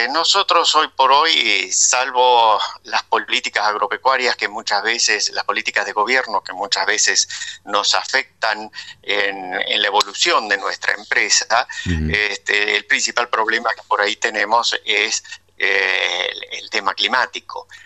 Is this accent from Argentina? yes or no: yes; Rauch, Buenos Aires Province, Argentina; yo soy de Rauch, pero trabajo en algún campo de Tandil y de Ayacucho.